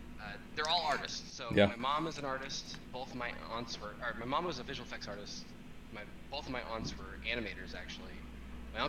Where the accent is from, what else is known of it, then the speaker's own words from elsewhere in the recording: Northern California, United States; I being born down in Southern California, I was raised in Northern California.